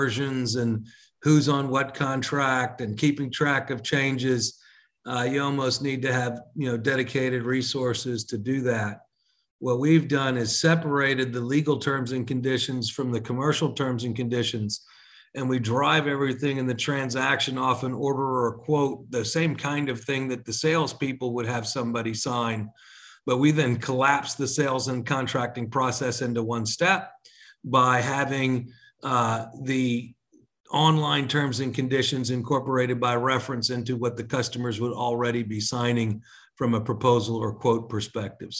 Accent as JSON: {"language": "English", "region": "Texas", "country": "United States", "tie": "born or raised there", "also_born_or_lived": "Long Island, New York / New York", "said": "I was born in Long Island, New York, and moved to Texas when I was 5 years old."}